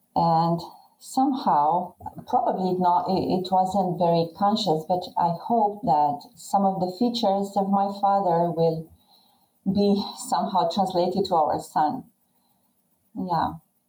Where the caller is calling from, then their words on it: southern Romania, Romania; Romania, Eastern Europe, and is the southern part of Romania, 100 kilometers away from our capital, Bucharest.